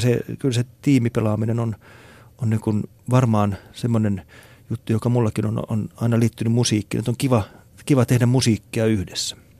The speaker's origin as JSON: {"language": "Finnish", "country": "Finland"}